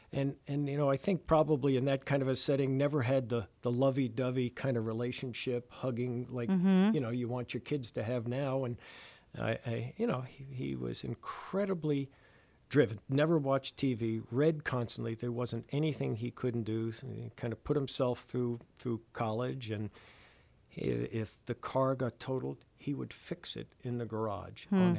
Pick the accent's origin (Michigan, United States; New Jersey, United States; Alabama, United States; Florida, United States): New Jersey, United States; moved away as an adult; I'm a refugee from New Jersey, and born and raised there for the first 18 years of my life. And, you know, it was home right outside New York City, post-World War II town.